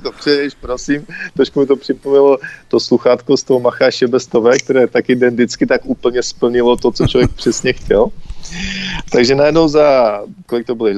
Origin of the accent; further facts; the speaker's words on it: Karviná, Moravian-Silesian Region, Czechia; já jsem z Karviné